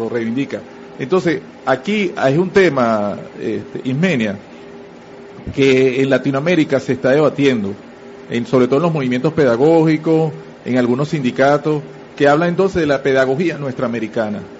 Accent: Venezuela; yo como venezolano digo, bueno, nosotros venezolanos también tenemos que reivindicar a, todo el, a, todos nuestros héroes

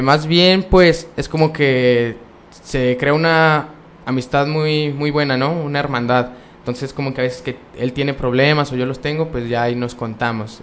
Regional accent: Vicente Guerrero, Durango, Mexico; yo soy de Vicente Guerrero, está aquí aproximadamente a una hora y media

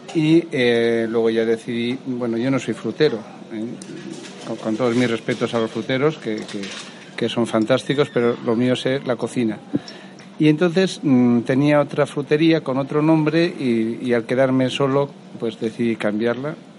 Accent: Valencian Community, Spain; soy valenciano, eh, productor, mi familia es productora de arroz

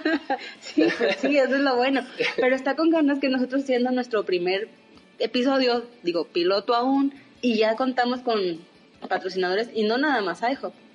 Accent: Saltillo, Coahuila, Mexico; yo nací en la ciudad de Saltillo me gusta ser saltillense

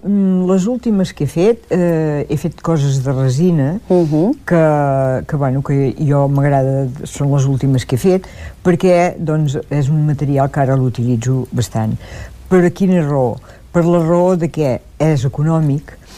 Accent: Olot, Catalonia, Spain; jo soc d'Olot

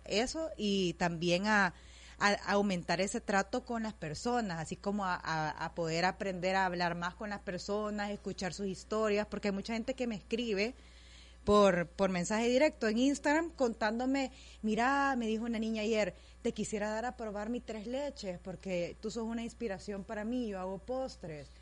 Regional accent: El Salvador; gente que sea del Salvador, o sea, como para siempre sentirme en mi tierra

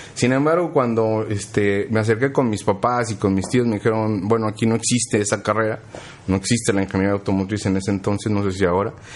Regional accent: Mexico City, Mexico; yo soy del DF, entonces en el DF yo estudié

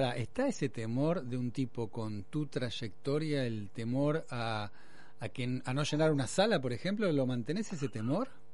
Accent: Argentina; somos autorreferenciales los argentinos

